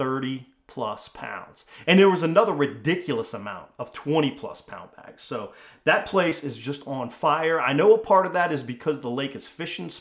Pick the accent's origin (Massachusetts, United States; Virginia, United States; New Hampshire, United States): Virginia, United States; Northern; My home turf, where I originally from. I grew up on the Potomac River in Northern Virginia.